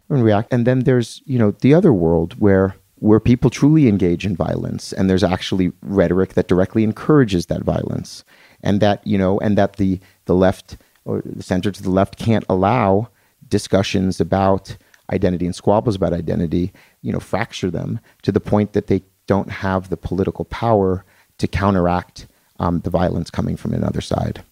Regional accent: Atlantic City, New Jersey, United States; I'm from Atlantic City, New Jersey

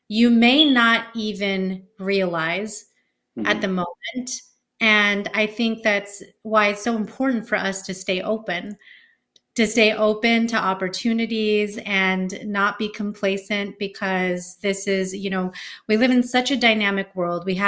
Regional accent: Bay Area, California, United States; I'm from the Bay Area

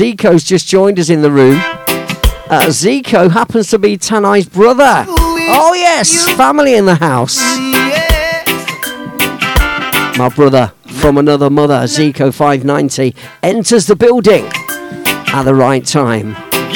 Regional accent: Leicester, East Midlands, United Kingdom; Hailing from my hometown of Leicester Town, or Leicester City to be precise, in the centre of the UK

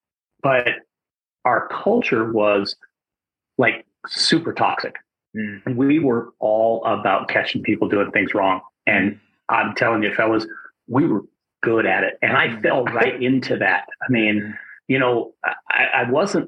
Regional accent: Wyoming, United States; a good sized high school in my home state of Wyoming

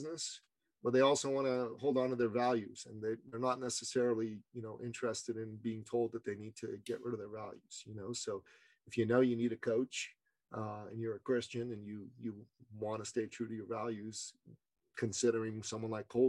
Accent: Canada; I'm from Canada. We just did the trucker convoy rebellion, brother.

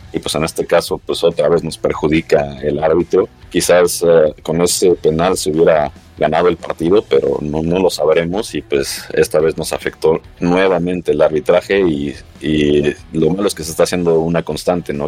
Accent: Mexico; como mexicano yo

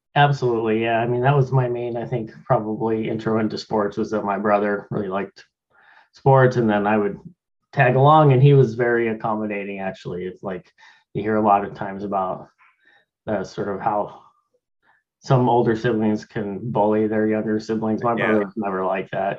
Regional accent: Laramie, Wyoming, United States; now in Tacoma, United States; I was born and raised in Laramie, Wyoming

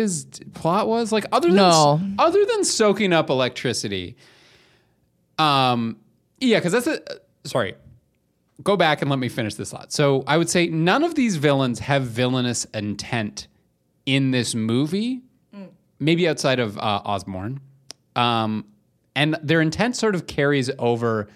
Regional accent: Canada; we're from Canada

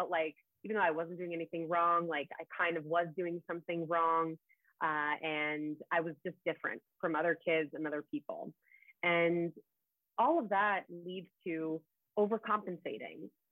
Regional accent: United States; I was born here in the States, but they had immigrated here from overseas

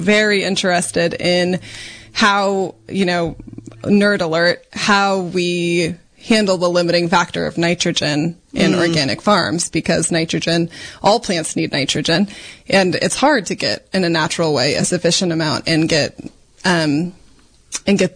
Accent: Iowa, United States; moved away as an adult; also born or lived in Washington; now in Mendocino, United States; I grew up in Iowa

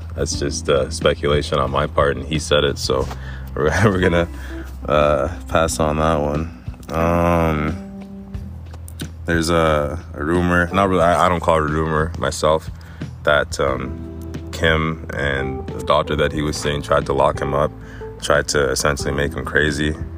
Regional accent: Egypt; moved away; also born or lived in Canada; I was born in Egypt and I migrated to Canada with my mom.

